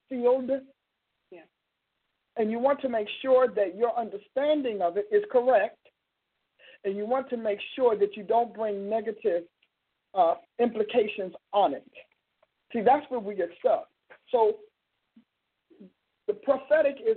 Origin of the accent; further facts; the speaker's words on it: Newark, New Jersey, United States; I'm from Newark, New Jersey